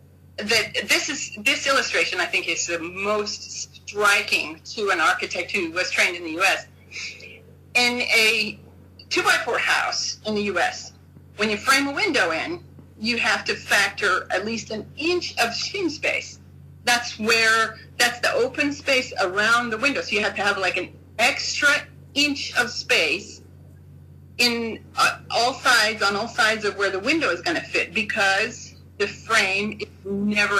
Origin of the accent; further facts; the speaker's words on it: United States; moved away; also born or lived in Japan; I'm an American